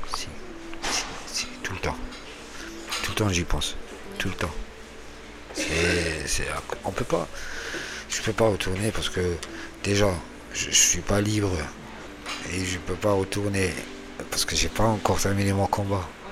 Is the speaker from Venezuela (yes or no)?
no; Algeria; moved away as an adult; now in France; je viens d'Algérie. Ça fait deux ans. Ma vie, elle était en Algérie